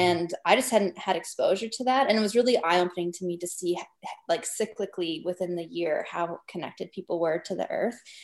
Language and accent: English; Northwest Territories, Canada; I'm from the Northwest Territories.